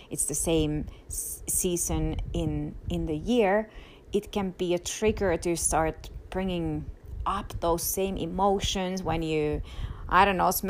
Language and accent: English; Finland; now in United States; i i already had not been able to visit in my home country in finland for the past three years because of my extended immigration process